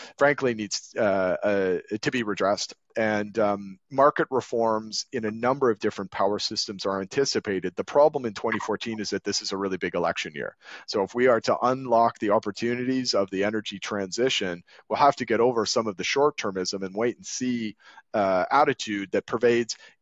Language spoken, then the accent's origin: English; Canada; now in London, United Kingdom; I grew up in Canada